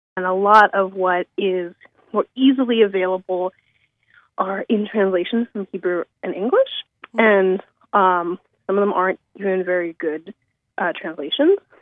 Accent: United States; now in Toronto, Canada; I'm an American archivist and librarian currently based in Toronto, Canada

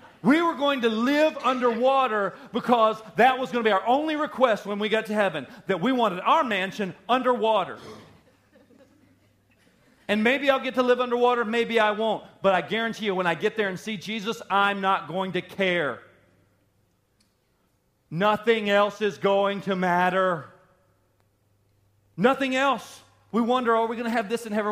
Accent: the South, United States; I grew up in the South

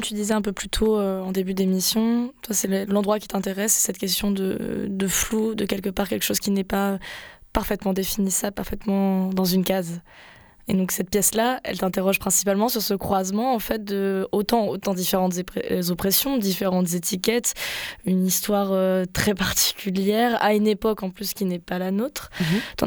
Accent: France; accent: French; je suis française, je me refais pas au niveau de l'accent

